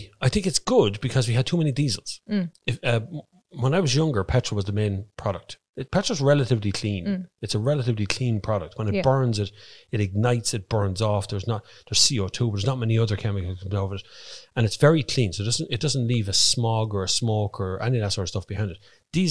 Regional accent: Ireland; we're Irish.

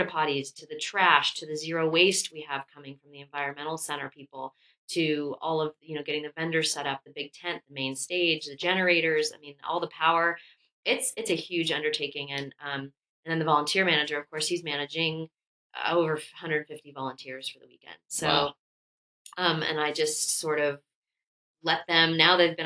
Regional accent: Los Angeles, California, United States; moved away as an adult; also born or lived in Telluride, Colorado; now in Bend, United States; growing up in Los Angeles

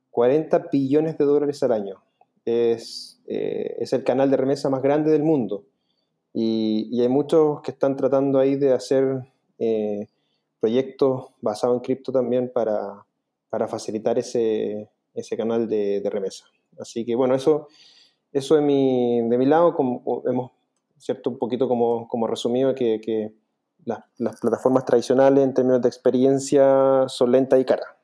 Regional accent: Chile; yo soy el único chileno dentro del equipo

